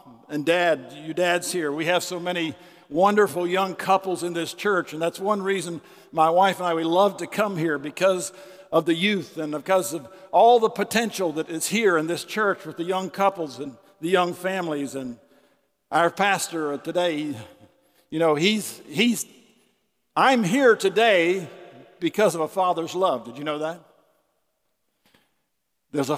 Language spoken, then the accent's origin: English; Winter Haven, Florida, United States; I was born in Winter Haven, Florida in the hospital